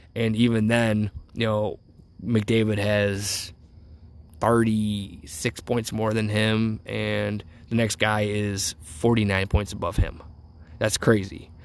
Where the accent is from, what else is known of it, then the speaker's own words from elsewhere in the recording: Cleveland, Ohio, United States; I'm from Cleveland, Ohio, born and raised